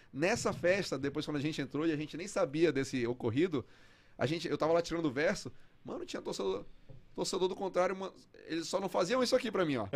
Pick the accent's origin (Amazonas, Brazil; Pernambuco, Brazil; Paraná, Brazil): Amazonas, Brazil; Parintins; moved away; also born or lived in Fortaleza / São Paulo; Eu cresci em Parintins, década de noventa